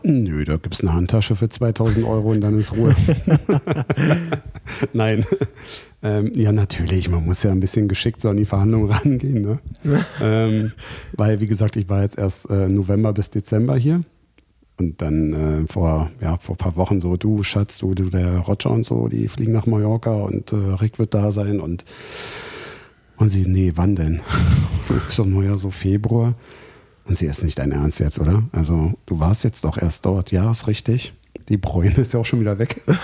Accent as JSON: {"language": "German", "country": "Germany", "said": "bei uns in Deutschland"}